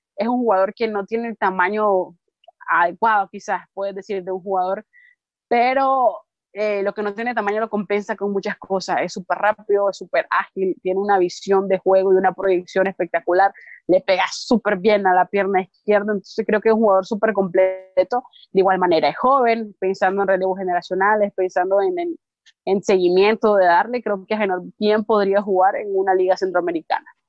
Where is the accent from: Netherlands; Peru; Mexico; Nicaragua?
Nicaragua